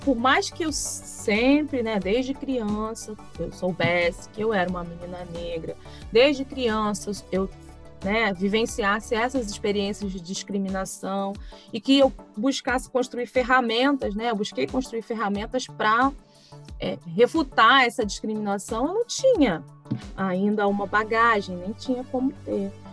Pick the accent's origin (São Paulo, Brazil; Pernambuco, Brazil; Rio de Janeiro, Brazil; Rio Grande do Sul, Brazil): Rio de Janeiro, Brazil; Niterói; eu nasci e cresci em Niterói